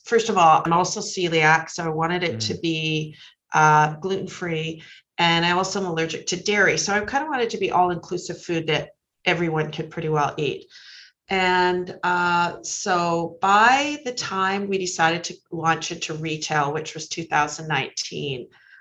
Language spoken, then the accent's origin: English; Penticton, British Columbia, Canada; moved away as an adult; also born or lived in Vancouver; now in South Surrey, Canada; I grew up in Penticton in the Okanagan.